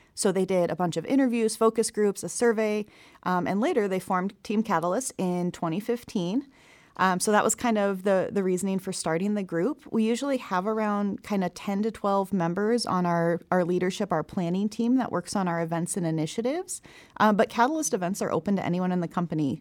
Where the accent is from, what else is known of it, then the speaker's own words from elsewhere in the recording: Omaha, Nebraska, United States; I'm originally from Omaha